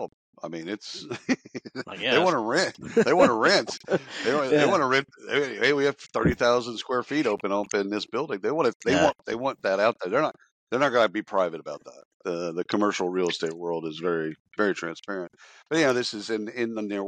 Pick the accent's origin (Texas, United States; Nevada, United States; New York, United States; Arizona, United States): Texas, United States; Dallas; growing up in Dallas